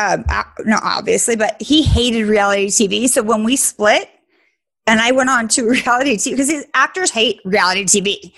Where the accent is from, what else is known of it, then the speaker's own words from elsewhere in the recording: Sacramento, California, United States; I grew up in Sacramento.